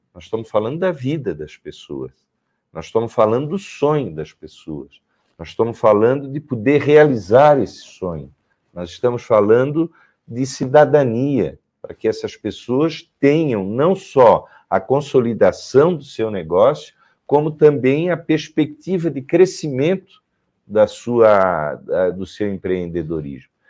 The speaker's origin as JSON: {"language": "Portuguese", "region": "Santa Catarina", "country": "Brazil", "said": "eu, como catarinense"}